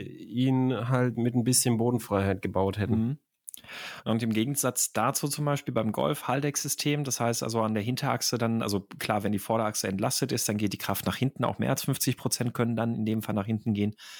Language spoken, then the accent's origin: German; Germany; das bin ich als Deutscher so gewohnt